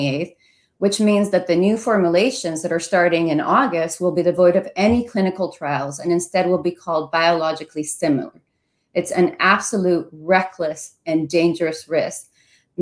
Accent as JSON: {"language": "English", "country": "Venezuela", "moved": "yes", "lives_now": "Ohio, United States", "said": "I come from Venezuela"}